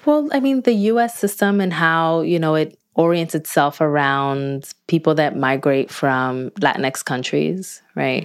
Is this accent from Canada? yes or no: no; Newark, New Jersey, United States; my hometown of Newark, New Jersey